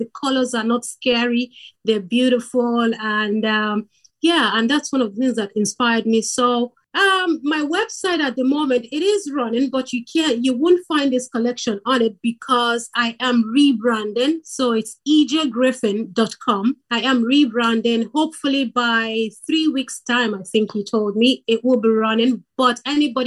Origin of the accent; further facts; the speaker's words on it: Nigeria; now in Ireland; I am originally from Nigeria. I live in Ireland.